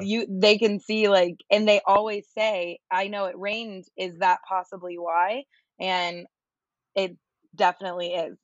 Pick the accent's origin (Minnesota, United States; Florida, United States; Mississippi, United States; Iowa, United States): Florida, United States; also born or lived in New York; I lived in New York for a while, but I was born and raised in Florida